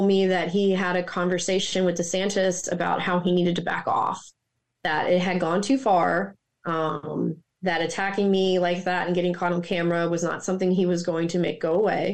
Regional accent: Mississippi, United States; also born or lived in Maryland; now in Florida, United States; I grew up in Mississippi, the poorest state in the country.

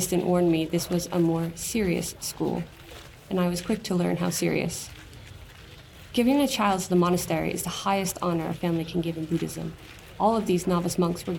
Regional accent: United States; as an American

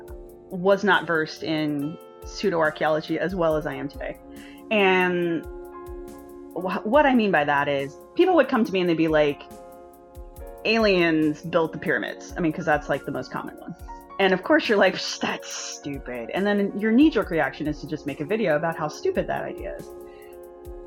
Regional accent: United States; also born or lived in Philadelphia; as an American

